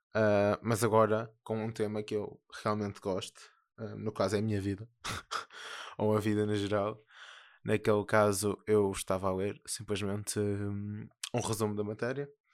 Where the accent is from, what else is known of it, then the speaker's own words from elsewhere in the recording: Porto, Norte, Portugal; accent: northern; eu sou do Porto.